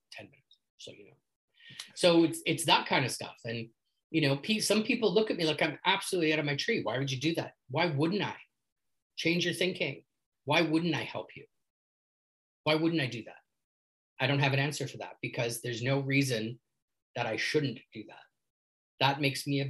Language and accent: English; Canada; accent: Canadian; my Canadian accent